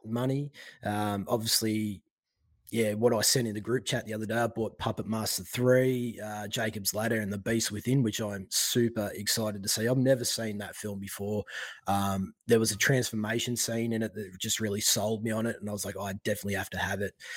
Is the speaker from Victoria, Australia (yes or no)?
yes; Victoria, Australia; also born or lived in Western Australia; I'm living in Victoria in my hometown at the moment.